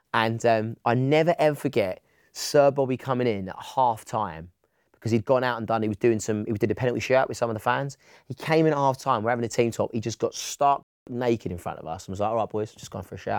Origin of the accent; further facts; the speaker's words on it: Essex, East of England, United Kingdom; I was from Essex.